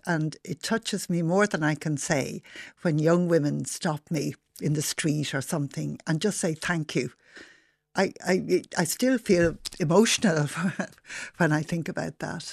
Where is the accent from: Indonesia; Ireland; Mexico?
Ireland; Dublin, Leinster; I grew up in Rathmines, and my father was a butcher in Rathmines.